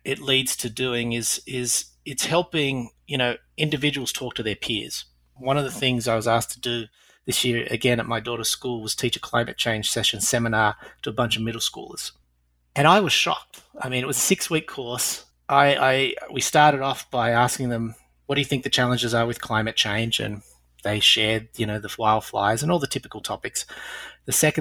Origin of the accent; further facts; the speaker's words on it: Australia; accent: Australian; moved away; also born or lived in United Kingdom / Europe; Hopefully by now most of the audience will pick up my Australian accent. Lived in Britain and Europe for the longest time